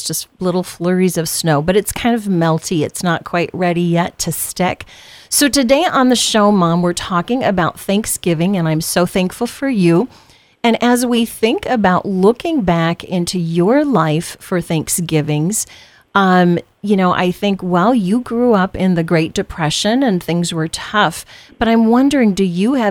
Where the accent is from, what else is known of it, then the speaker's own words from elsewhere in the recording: Southwest Iowa, United States; growing up in Southwest Iowa